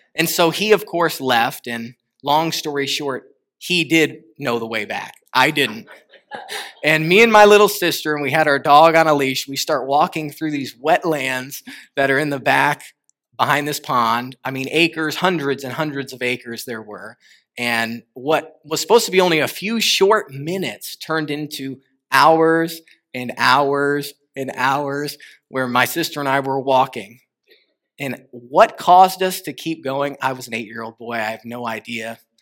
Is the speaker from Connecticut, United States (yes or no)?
yes; Connecticut, United States; moved away; also born or lived in Arkansas; I tell everybody I'm from Arkansas because that was about the last place I lived, and I am from Arkansas, but I, I lived much, ten years of my life, twelve years of my life in Connecticut